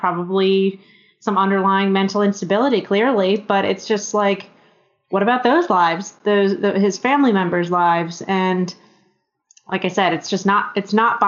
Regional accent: Maryland, United States; I'm from Maryland

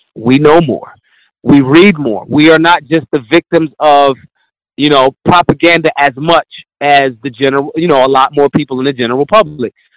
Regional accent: Philadelphia, Pennsylvania, United States; I'm I'm from Philly

